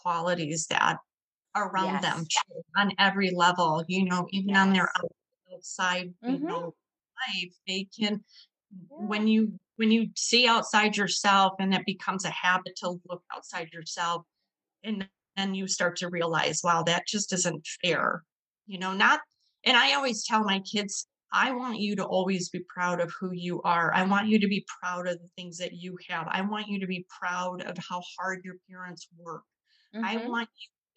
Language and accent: English; Northern Michigan, United States; born and raised here in Michigan. I'm from Northern Michigan, which is very woodsy, lakes, streams